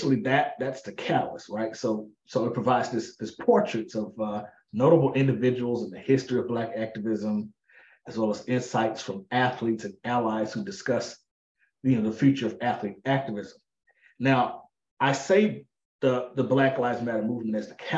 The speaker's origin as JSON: {"language": "English", "town": "Pine Bluff", "region": "Arkansas", "country": "United States", "tie": "born or raised there", "said": "I grew up in the rural South, Pine Bluff, Arkansas specifically"}